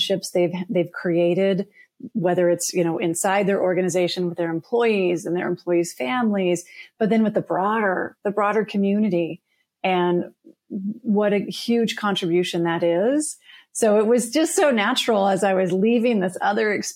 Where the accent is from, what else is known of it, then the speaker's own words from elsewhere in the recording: Colorado, United States; I am originally from Colorado